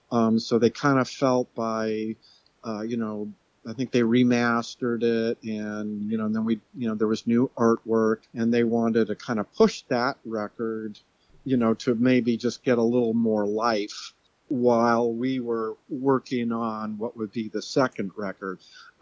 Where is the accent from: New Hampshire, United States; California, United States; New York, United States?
California, United States; Los Angeles; moved away as an adult; also born or lived in Seattle; I had recently moved to Seattle from Los Angeles. I'm originally from Los Angeles area.